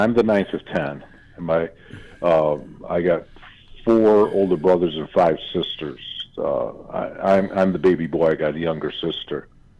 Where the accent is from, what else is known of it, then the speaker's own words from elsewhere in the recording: Center Line, Michigan, United States; The Centerline is a city surrounded by Detroit. The Centerline is 1 mile by 1 mile, 1 square mile